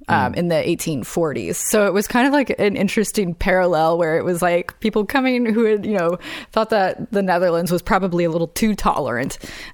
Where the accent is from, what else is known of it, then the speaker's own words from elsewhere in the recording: Western New York State, United States; I grew up in Western New York State